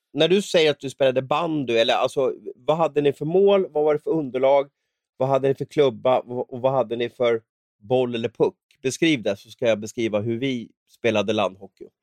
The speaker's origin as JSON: {"language": "Swedish", "town": "Stockholm", "region": "Stockholm County", "country": "Sweden", "tie": "born or raised there", "said": "min uppväxt på Västerort i, i Stockholm"}